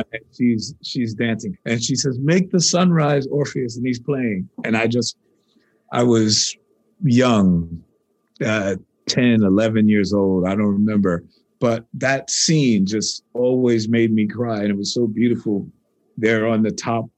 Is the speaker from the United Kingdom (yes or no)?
no; New York, United States; I'm a New Yorker